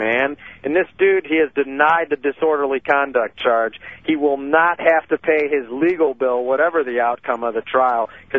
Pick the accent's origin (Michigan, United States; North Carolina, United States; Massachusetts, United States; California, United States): Michigan, United States; Detroit; also born or lived in Lansing; my hometown here in Detroit, where I'm at right now.